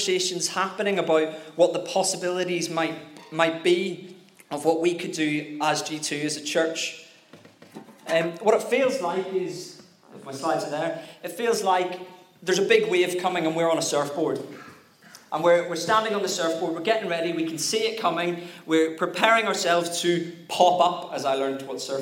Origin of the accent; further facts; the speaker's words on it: Northern Ireland, United Kingdom; I'm Northern Irish